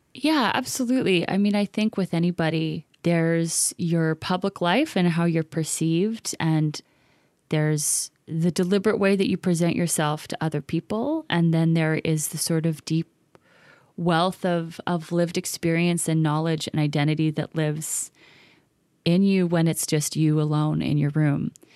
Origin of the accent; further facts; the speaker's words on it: Vancouver, British Columbia, Canada; also born or lived in East Los Angeles, United States; in East Van, and especially in my kinda home neighborhood, which is Commercial Drive, and especially kind of in the nineties and early two thousands when I was growing up